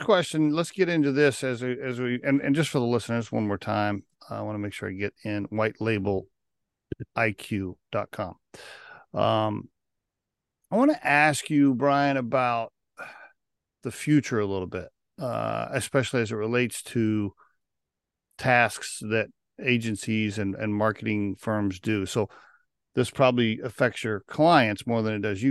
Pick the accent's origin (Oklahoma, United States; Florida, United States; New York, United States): Oklahoma, United States; I grew up in Oklahoma